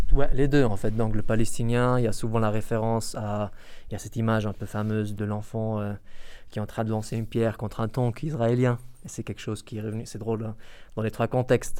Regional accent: Iraq; moved away; je viens en tant qu'Irakien, euh, en parlant arabe irakien

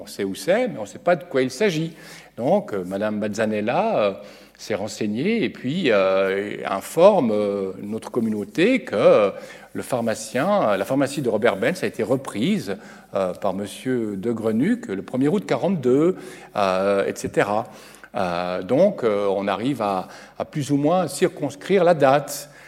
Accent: Geneva, Switzerland; je viens de Genève

